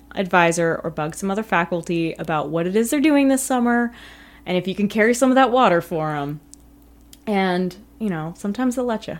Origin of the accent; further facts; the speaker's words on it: California, United States; I come from California